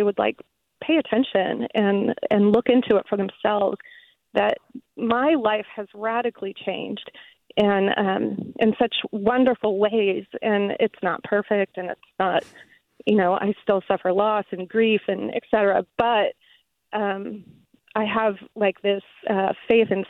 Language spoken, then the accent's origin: English; Midwest, United States; moved away as an adult; now in San Jose, United States; I grew up in the Midwest, and I went to a Methodist church